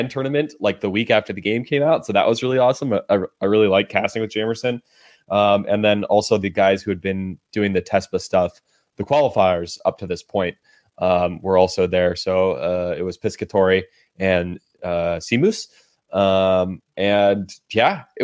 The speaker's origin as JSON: {"language": "English", "town": "Berkeley", "region": "California", "country": "United States", "tie": "born or raised there", "said": "my hometown where I'm born and raised, Berkeley"}